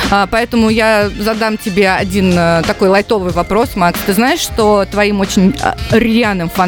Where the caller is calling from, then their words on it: Yekaterinburg, Sverdlovsk Oblast, Russia; А, приветики … я из Екатеринбурга.